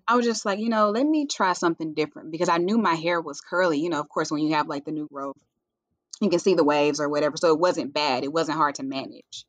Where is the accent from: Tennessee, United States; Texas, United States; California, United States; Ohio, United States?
Tennessee, United States; Jackson; moved away as an adult; now in Nashville, United States; I am originally from Jackson, Tennessee, a little small town